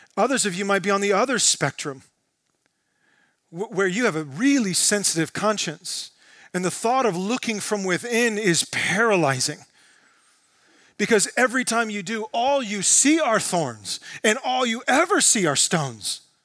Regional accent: United States; as American Christians

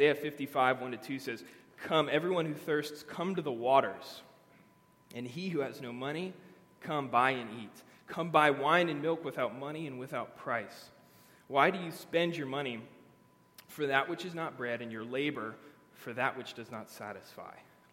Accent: Virginia, United States; also born or lived in Germany; I grew up in Northern Virginia mostly, a lot of places, but Northern Virginia for middle school and high school. We came from Germany

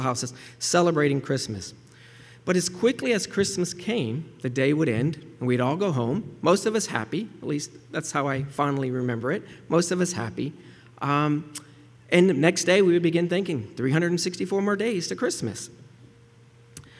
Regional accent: Gulf Coast, Central Florida, United States; I grew up in Central Florida, on the West Coast, along the Gulf Coast of Florida

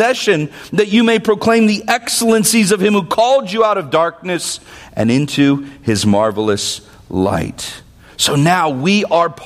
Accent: Vallejo, California, United States; I grew up in Vallejo.

